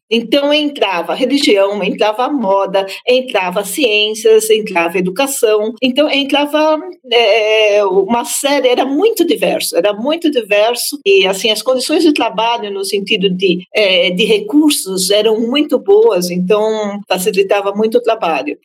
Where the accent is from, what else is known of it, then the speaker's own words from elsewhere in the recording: São Paulo, Brazil; moved away as an adult; also born or lived in Canada; eu sou nascida em São Paulo, na cidade de São Paulo, mas eu passei uma parte da minha vida no Canadá e em alguns outros países também